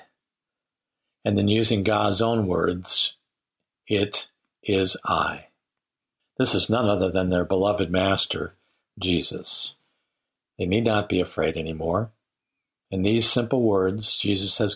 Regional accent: Lake Michigan, Midwest, United States; now in Centralia, Missouri, United States; I grew up on Lake Michigan

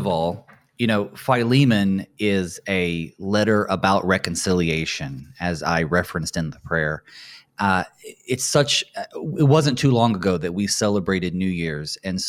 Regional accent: North Carolina, United States; now in Luverne, United States; I am originally from North Carolina, and so serving here in Minnesota is certainly a little bit of a weather shock.

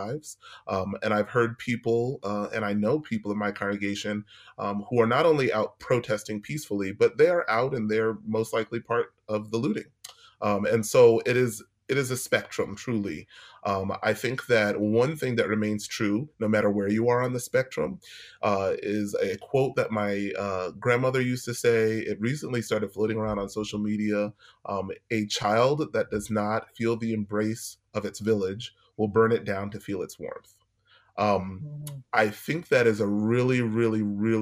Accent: New York City, New York, United States; moved away as an adult; now in St. Louis, United States; I'm from New York City.

